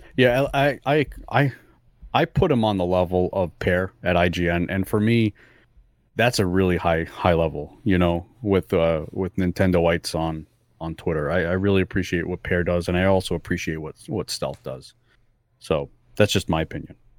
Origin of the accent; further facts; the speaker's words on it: Fall River, Massachusetts, United States; English is a second language; Fall River is actually where I grew up